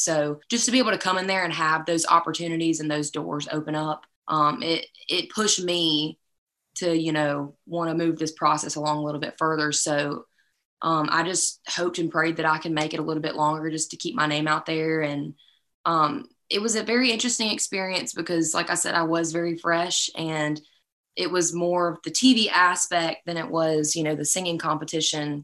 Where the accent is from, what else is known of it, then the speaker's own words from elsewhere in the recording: South Carolina, United States; I'm from South Carolina